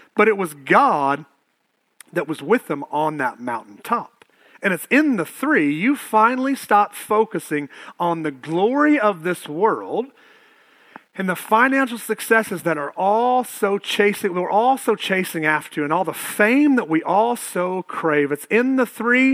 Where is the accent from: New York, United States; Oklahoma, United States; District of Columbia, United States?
Oklahoma, United States; Prague; moved away; I'm from Prague